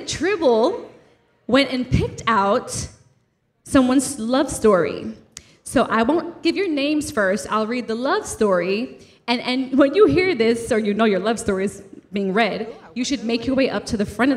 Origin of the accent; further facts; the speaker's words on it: New York City, New York, United States; we're also from Brooklyn